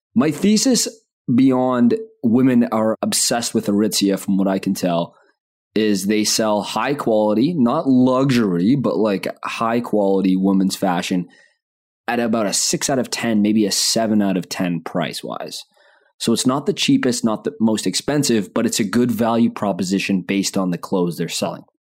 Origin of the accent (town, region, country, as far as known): Canada